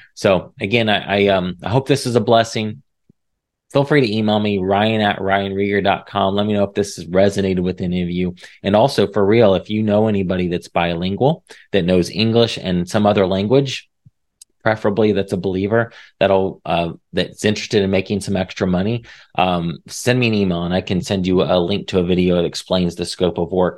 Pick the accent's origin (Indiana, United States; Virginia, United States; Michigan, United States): Indiana, United States; moved away as an adult; now in Texas, United States; I was from Indiana